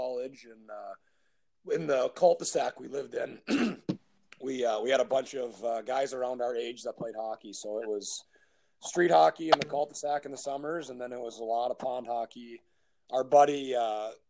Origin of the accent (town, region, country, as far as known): Minnesota, United States; born or raised there; moved away as an adult; now in Stockholm, Sweden